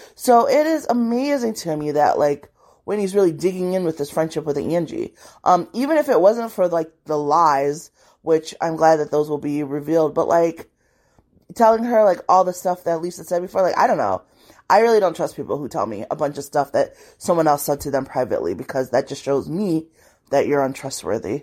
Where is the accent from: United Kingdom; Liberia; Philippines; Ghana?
Liberia; I was born in Liberia